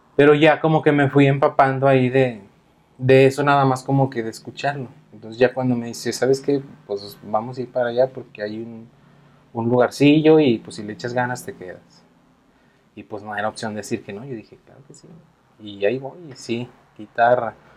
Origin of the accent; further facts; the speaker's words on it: Aguascalientes, Mexico; Si somos de Aguascalientes